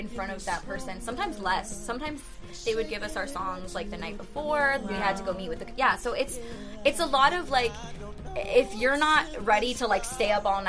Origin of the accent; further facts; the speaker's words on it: Florida, United States; I'm from Florida